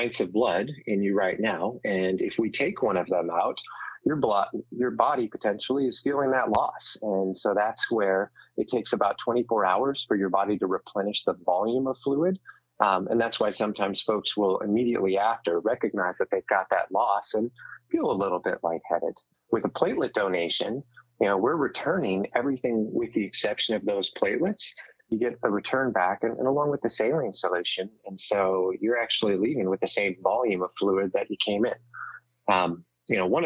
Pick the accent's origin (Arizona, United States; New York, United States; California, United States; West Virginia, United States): California, United States; the Bay Area; I'm from the Bay Area. I'm proud of the Bay Area.